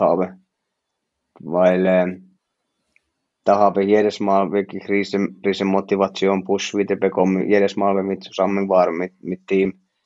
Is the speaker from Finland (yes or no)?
yes; Finland; German is a second language; moved away as an adult; now in Switzerland; ich bin Finne